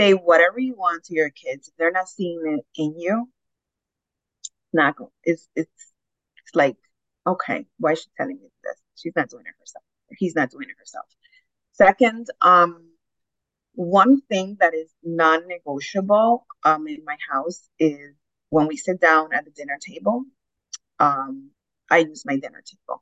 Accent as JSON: {"language": "English", "country": "Dominican Republic", "tie": "born or raised there", "moved": "yes", "said": "I was raised in Dominican Republic"}